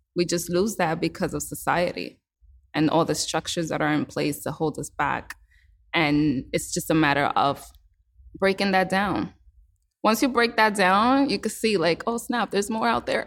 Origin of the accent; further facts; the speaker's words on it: New York City, New York, United States; I was born and raised in New York City